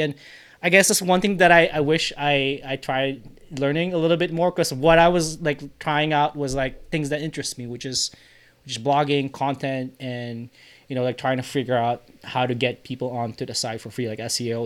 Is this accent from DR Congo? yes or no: no; Philippines; as a Filipino Asian guy